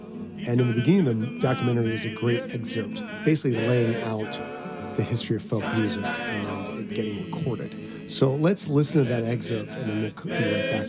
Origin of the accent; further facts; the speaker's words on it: New York, United States; I'm from New York